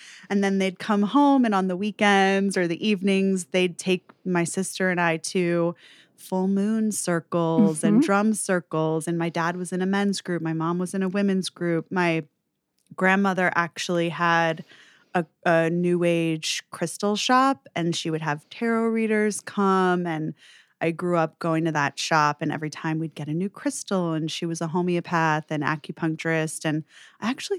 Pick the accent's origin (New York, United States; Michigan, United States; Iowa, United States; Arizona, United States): New York, United States; So I'm from New York, born mm-hmm. and raised, and I grew up in an interesting household.